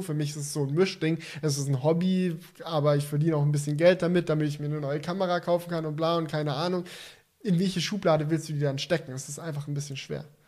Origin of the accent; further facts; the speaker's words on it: Swabia, Baden-Württemberg, Germany; ich bin Schwabe